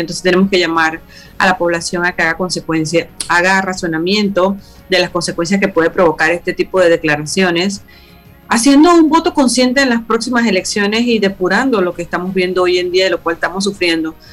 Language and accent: Spanish; San Miguelito, Panamá Oeste, Panama; also born or lived in El Chorrillo, Panama City; siendo una persona que vengo de San Miguelito y que nací en el Chorrillo